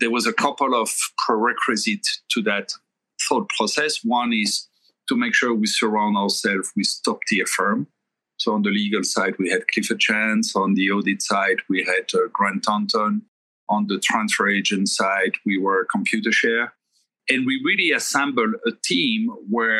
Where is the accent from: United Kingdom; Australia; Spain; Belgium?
Belgium; moved away as an adult; also born or lived in Thailand; now in New York, United States; I was born and raised in Europe, in Belgium